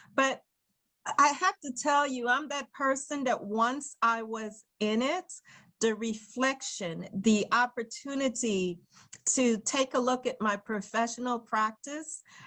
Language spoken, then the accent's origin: English; New York City, New York, United States; as a young girl growing up in Brooklyn, New York